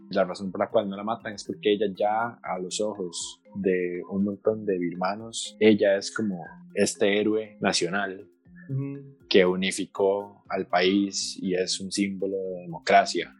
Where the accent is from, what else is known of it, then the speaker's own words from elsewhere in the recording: Costa Rica; como costarricenses nosotros